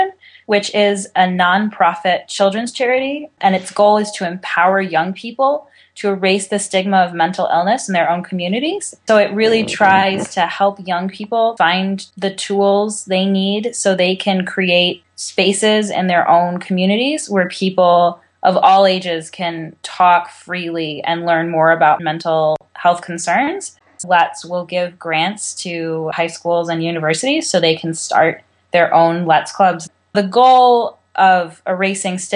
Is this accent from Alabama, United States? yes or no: no; California, United States; I'm from California.